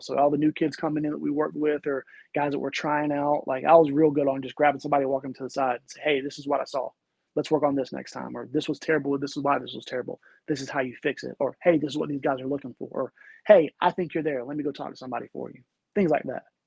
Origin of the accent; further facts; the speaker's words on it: the South, United States; I grew up in the South